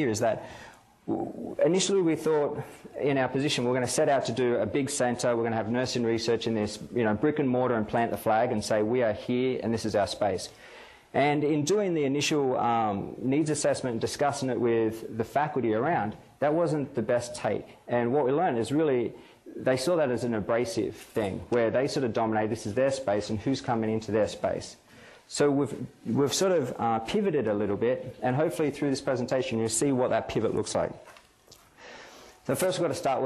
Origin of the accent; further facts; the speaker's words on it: Australia; moved away as an adult; also born or lived in Canada; now in United States; being Australian